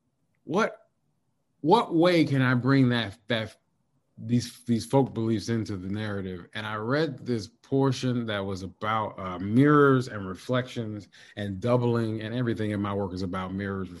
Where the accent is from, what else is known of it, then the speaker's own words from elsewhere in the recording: Kentucky, United States; I grew up in Kentucky